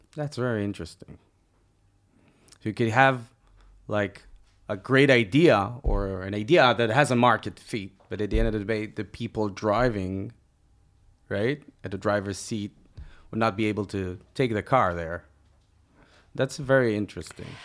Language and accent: English; Israel; We are two entrepreneurs from Israel